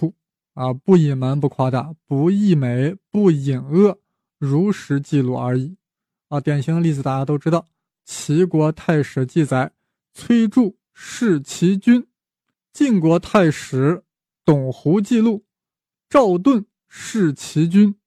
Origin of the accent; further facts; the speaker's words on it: China; 我们作为中国人，是不是有点惭愧啊？如果我们能早生一百年，是不是能够抢在李约瑟前面，把四大发明亮出来呢？